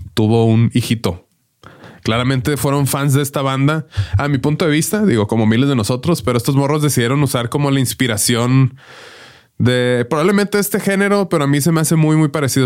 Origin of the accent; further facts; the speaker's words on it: Mexico; nosotros vivíamos acá en México